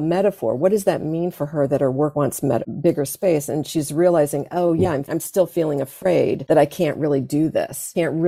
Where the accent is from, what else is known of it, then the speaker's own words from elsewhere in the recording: Iowa, United States; growing up in Iowa, farming community is very much about farming and fields and earth and soil.